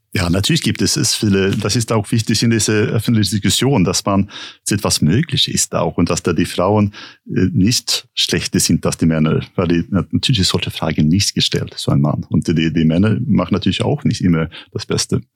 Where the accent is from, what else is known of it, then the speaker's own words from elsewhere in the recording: Sweden; German is a second language; now in Germany; für mich als Schwede